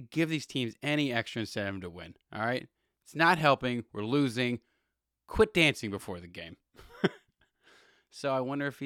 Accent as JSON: {"language": "English", "town": "Los Angeles", "region": "California", "country": "United States", "tie": "born or raised there", "said": "I'm born and raised in LA too"}